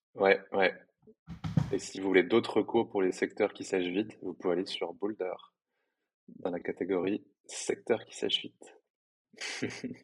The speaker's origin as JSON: {"language": "French", "town": "Paris", "region": "Île-de-France", "country": "France", "said": "moi je suis parisien"}